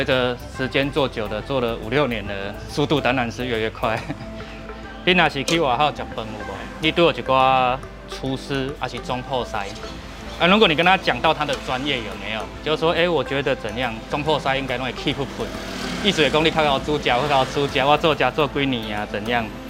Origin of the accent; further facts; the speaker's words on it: southern Taiwan, Taiwan; 吐司边啊就是阮下岗人嘛，Q 死啦！因为我们家乡啊，我阿公什么，我们都是务农的啊，